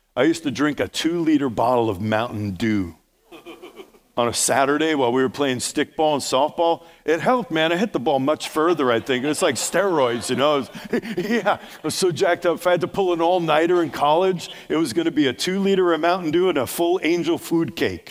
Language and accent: English; New York, United States; accent: New York; New York, Steve, that's my native tongue.